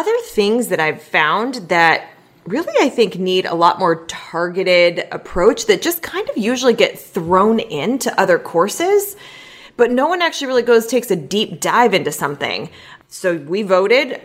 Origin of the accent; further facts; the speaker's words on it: Southern California, United States; we are from Southern California